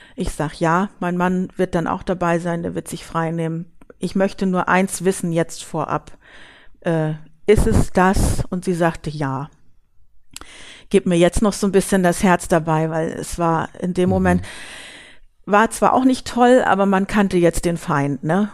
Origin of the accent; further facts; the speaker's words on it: Hamburg, Germany; now in Büsum, Germany; gebürtig komme ich aus Hamburg und wohne seit vielen Jahren hier